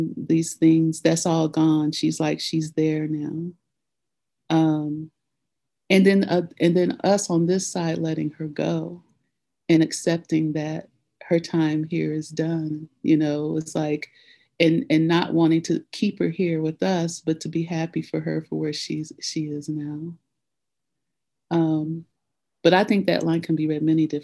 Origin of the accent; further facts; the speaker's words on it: Nashville, Tennessee, United States; I grew up in Nashville, Tennessee